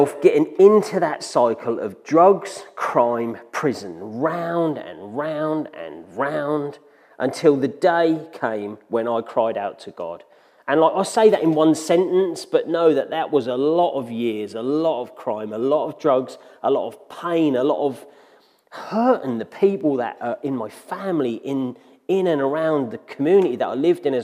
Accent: Ipswich, East of England, United Kingdom; moved away as an adult; now in Ingatestone, United Kingdom; I was born in Ipswich into a strong Christian family

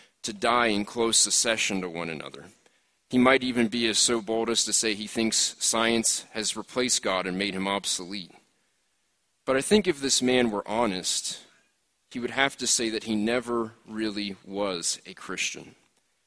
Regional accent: Philadelphia, Pennsylvania, United States; moved away; back home where I grew up in Philadelphia

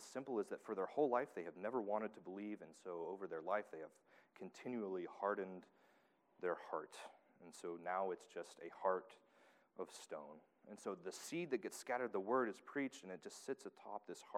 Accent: Tennessee, United States; moved away; I'm from Tennessee.

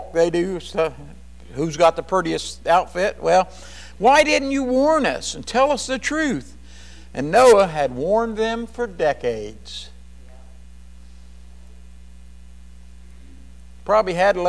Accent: Kentucky, United States; We're more from Kentucky. We say y'all.

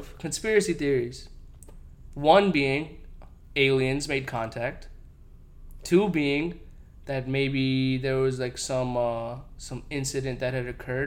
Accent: United States; I was born in America

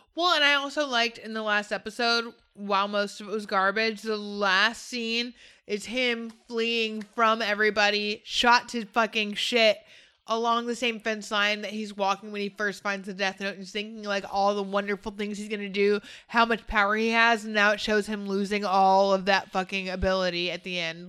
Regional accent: United States; I'm American

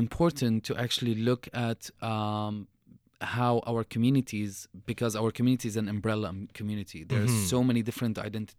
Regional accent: Syria; moved away; People are always going to be curious about the way I look and who I am and where I came from and the my accent and the mm-hmm. The history of Syria and the history of me as a refugee.

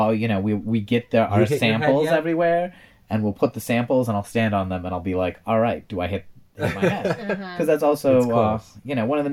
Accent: rural Wisconsin, United States; I grew up very near Vince in rural Wisconsin, tiny little roads

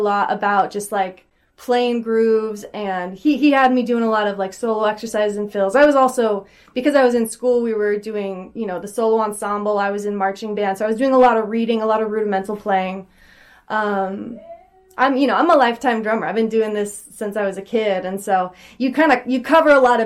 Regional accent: Puyallup, Washington, United States; I'm from Puyallup, which is about, it's like by Tacoma, maybe like an hour south of Seattle.

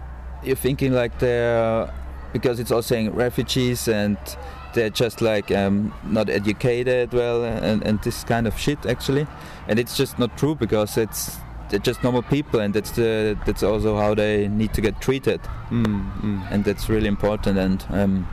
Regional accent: Austria; I'm from Austria

